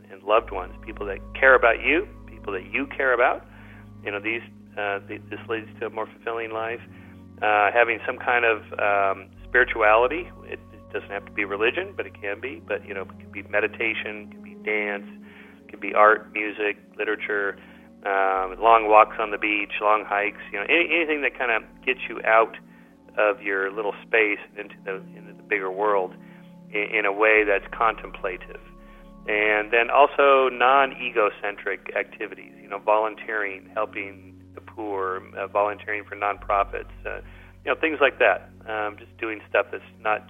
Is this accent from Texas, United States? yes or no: no; Southern California, United States; I'm from Southern California